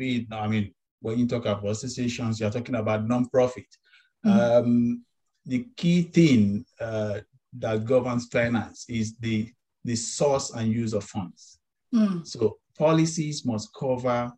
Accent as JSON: {"language": "English", "country": "Nigeria", "said": "I'm from Nigeria"}